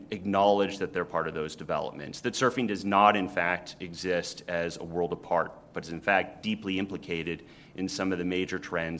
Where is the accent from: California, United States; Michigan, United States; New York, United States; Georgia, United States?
California, United States; now in Duluth, United States; growing up in California.